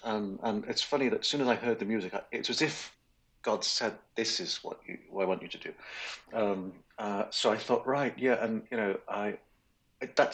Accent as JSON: {"language": "English", "region": "Wales", "country": "United Kingdom", "tie": "born or raised there", "said": "grew up in Wales, which is a small country on the west coast of Great Britain."}